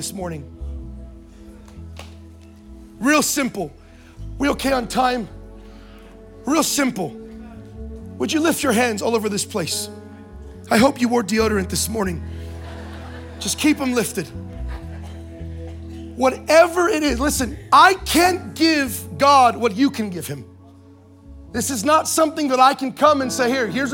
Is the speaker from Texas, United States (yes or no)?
no; Anaheim, California, United States; I was born in Anaheim, California